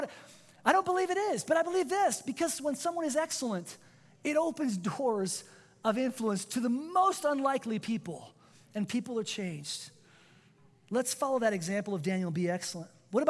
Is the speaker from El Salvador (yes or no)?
no; Spain; first language Spanish; English is a second language; I was born and raised in Spain. I'm a native speaker. I didn't even speak English till I was 7 years old.